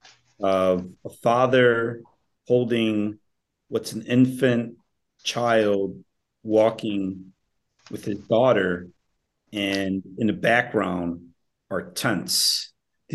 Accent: Chicago, Illinois, United States; ever since I was a young man, young boy, growing up in Little Village

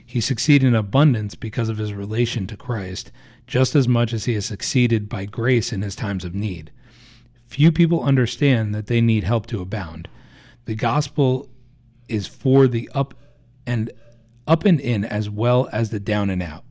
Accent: New Jersey, United States; we're both from Jersey

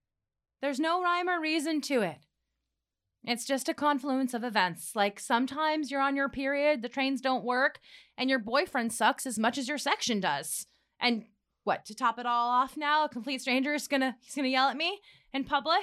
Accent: Midwest, United States; Yes. The Midwest? They always guess that.

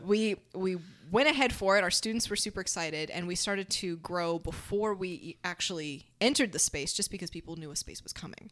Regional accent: Dade City, Florida, United States; also born or lived in Tampa; Paul and I did a lot of our growing up in Dade City

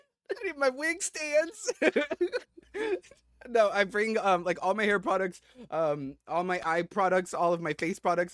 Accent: Philippines; we're both Filipino

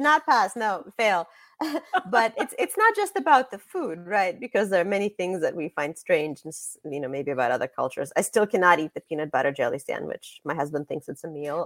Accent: Russia; moved away; I was born in Russia

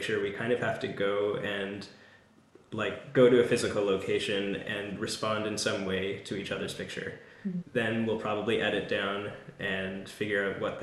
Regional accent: Toronto, Ontario, Canada; I'm from the West End

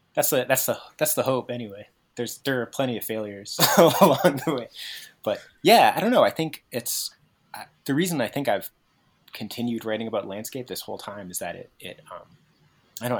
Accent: New England, United States; I'm from New England, so I'm used to kind of existing in a certain topographic situation, which is like hills

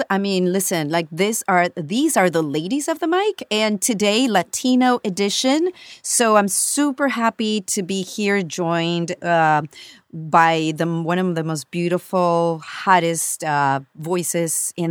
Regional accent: Colombia; moved away; we come from Colombia, so we yeah, there's accents within the country, but then you get out of the country, and then there it just it, it broadens, you know, so much more.

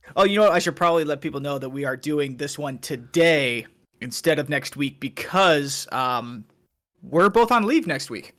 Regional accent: Waterloo, Iowa, United States; moved away; I'm originally from Waterloo

